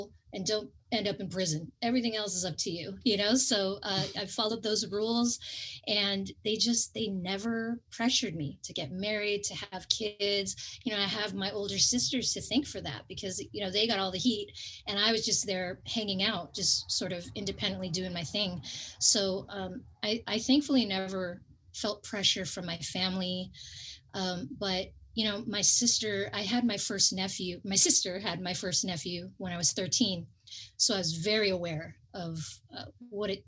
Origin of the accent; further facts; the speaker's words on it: California, United States; growing up in California